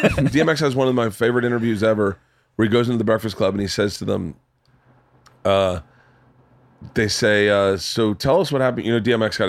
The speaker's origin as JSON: {"language": "English", "region": "the South", "country": "United States", "tie": "born or raised there", "said": "because I grew up in the South. I grew up with black people, not like in a black culture. I was very sheltered as a kid, obviously. But like, I knew how black churches were."}